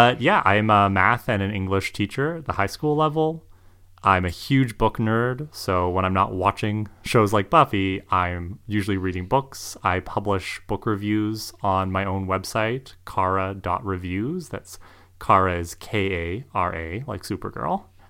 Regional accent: Canada; accent: Canadian; First thing I think people need to know is I'm Canadian.

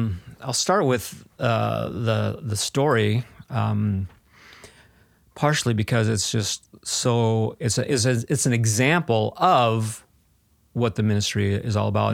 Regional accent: South Dakota, United States; Yeah, so, you know, I grew up in South Dakota, mostly in South Dakota

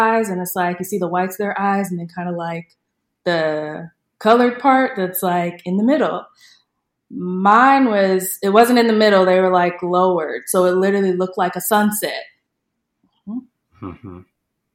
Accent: Indiana, United States; I'm a February baby, and I'm from Indiana, so it's cold there

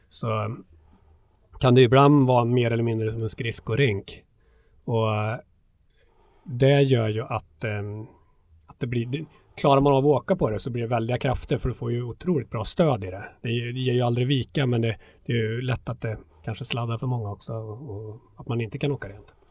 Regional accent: Hammarö, Värmland, Sweden; född och uppvuxen eh, på Hammarö utanför Karlstad

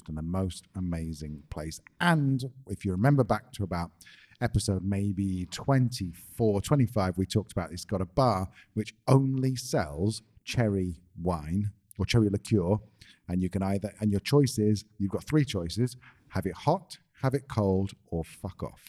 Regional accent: England, United Kingdom; we're English

